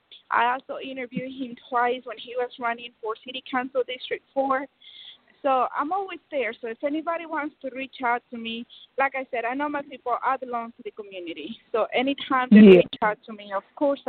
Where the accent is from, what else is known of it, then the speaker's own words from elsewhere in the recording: Mexico; English is a second language; now in United States; I grew up in Mexico.